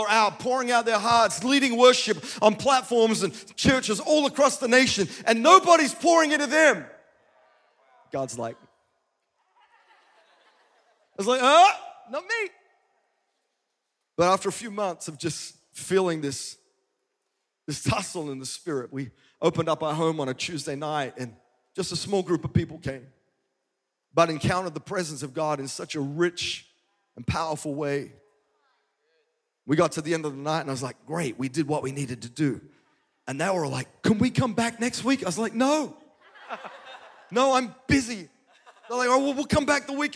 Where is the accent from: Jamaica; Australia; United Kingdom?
Australia; Adelaide, South Australia; also born or lived in Melbourne, Australia; now in Nashville, United States; I'm a kid from Adelaide who moved to Melbourne